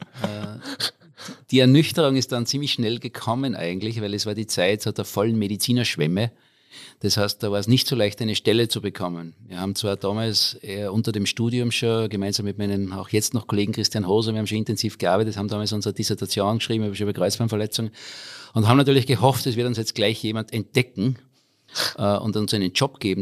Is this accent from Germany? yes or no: no; Austria; moved away as an adult; also born or lived in Innsbruck / Australia / United States; Ich komme aus dem schönen Salzkammergut